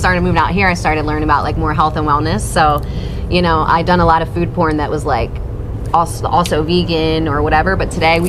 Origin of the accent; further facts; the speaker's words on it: New Jersey, United States; now in Las Vegas, United States; being from Jersey, you have a really good palate.